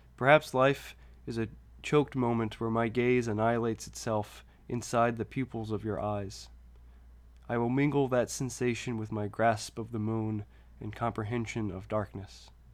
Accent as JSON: {"language": "English", "area": "near Baton Rouge", "region": "Louisiana", "country": "United States", "tie": "born or raised there", "said": "close to my hometown"}